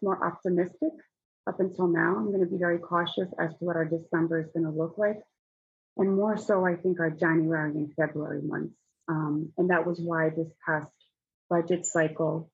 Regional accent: Newark, New Jersey, United States; I was born and raised in the Ironbound and I still live here

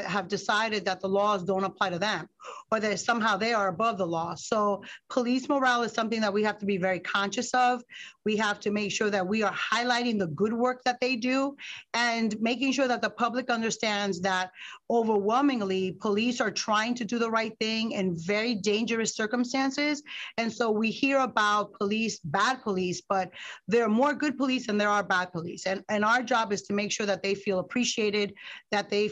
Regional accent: Newark, New Jersey, United States; also born or lived in Bronx, New York; I was born in the Bronx, but raised in Newark

